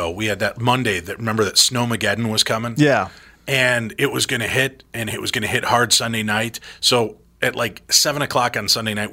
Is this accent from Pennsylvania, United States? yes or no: no; Illinois, United States; I grew up in Illinois